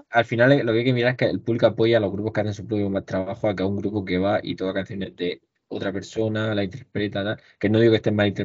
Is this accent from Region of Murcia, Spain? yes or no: yes; Region of Murcia, Spain; al final, la zona que somos, que somos de Murcia